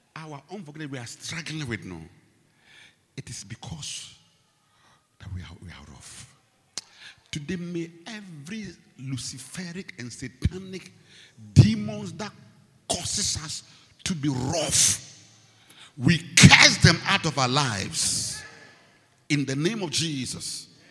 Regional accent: Ghana; I come from Ghana

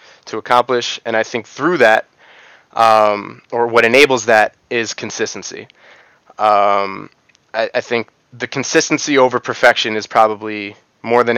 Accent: New York, United States; I grew up in New York.

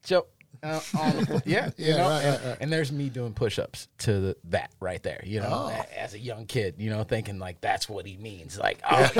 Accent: Cleveland, Ohio, United States; also born or lived in New Jersey; So, long way from home, but this is home. You know, I was born in there, raised here.

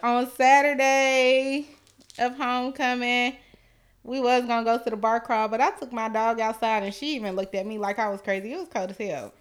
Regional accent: Atlanta, Georgia, United States; now in Nashville, United States; I'm from East Atlanta Zone Six

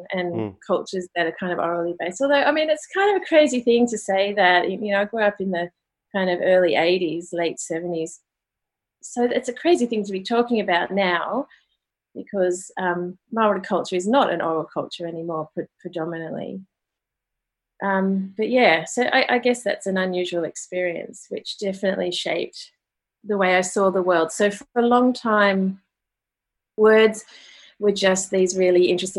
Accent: Sydney, New South Wales, Australia; now in Melbourne, Australia; I grew up in Australia, in normal kind of suburban Sydney, Australia

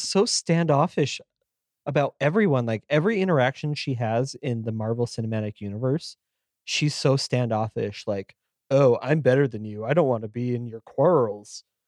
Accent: United States; we're American

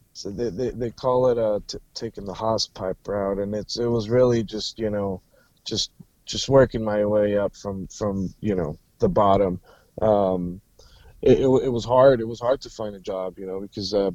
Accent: Washington, United States; also born or lived in San Jose, California / Alaska; I lived there until I was like 10, and then, life events pushed us up to Washington, I grew up out here

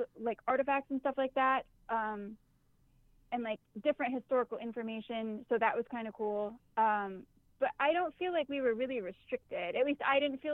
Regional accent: Boston, New York, United States; moved away; I grew up out near Buffalo. I grew up in a very small town called Boston, New York

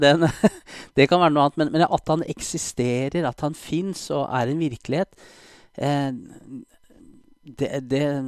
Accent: Oslo, Norway; jeg er eh, født og oppvokst i Oslo

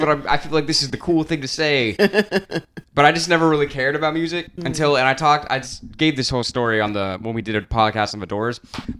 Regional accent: Clearwater, Florida, United States; Clearwater, Florida. Born and raised.

